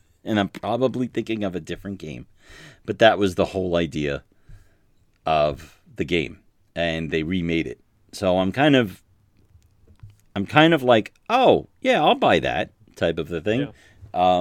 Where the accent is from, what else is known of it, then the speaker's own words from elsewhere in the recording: New York City, New York, United States; moved away; I'm from New York